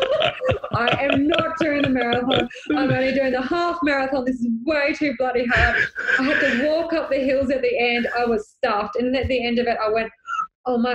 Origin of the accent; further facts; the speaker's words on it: Sydney, New South Wales, Australia; moved away; I'm originally from Sydney